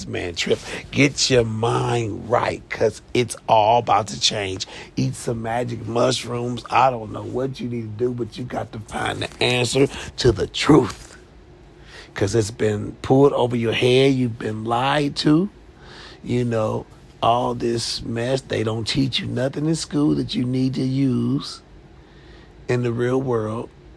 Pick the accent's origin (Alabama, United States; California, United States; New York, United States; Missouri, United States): Missouri, United States; Kansas City; moved away; my hometown, Kansas City, Missouri